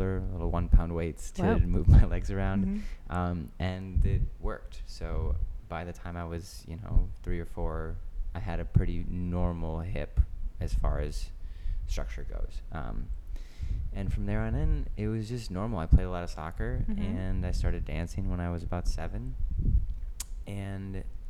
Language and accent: English; Grand Rapids, Michigan, United States; moved away as an adult; now in New York, United States; I grew up in Michigan, Grand Rapids to be specific. I moved to New York almost 10 years ago